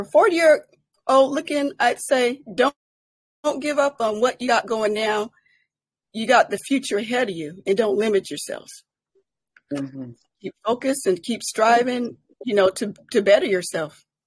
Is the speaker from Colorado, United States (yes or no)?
yes; Colorado Springs, Colorado, United States; I'm from Colorado Springs, Colorado